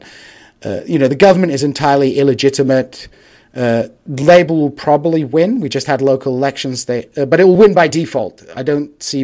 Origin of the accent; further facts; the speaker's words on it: Hull, Yorkshire and the Humber, United Kingdom; moved away; I was up in Hull, my hometown